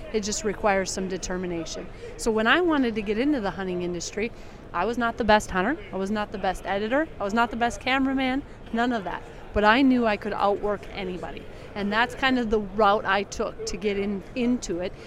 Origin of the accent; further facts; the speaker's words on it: South Dakota, United States; South Dakota, and the reason why is that is my home state